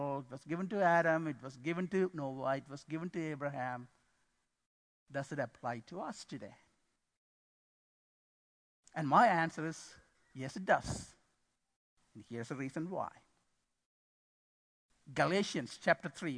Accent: Sri Lanka; moved away as an adult; also born or lived in Boston, Massachusetts, United States; now in Midland, United States; we are from Sri Lanka

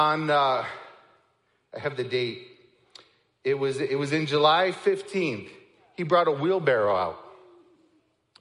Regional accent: Niagara Falls, Ontario, Canada; moved away; I'm from Canada. I grew up in Niagara Falls

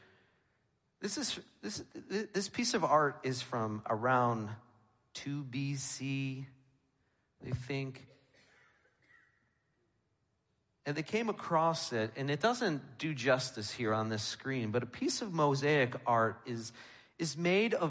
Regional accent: New York, United States; moved away; I'm from New York

